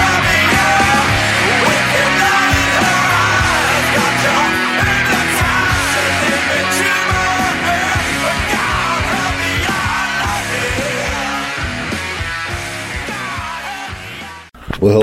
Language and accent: English; Silver Spring, Maryland, United States; me and the band come from the same state of Maryland. They're from around the Baltimore area. I'm from the Silver Spring area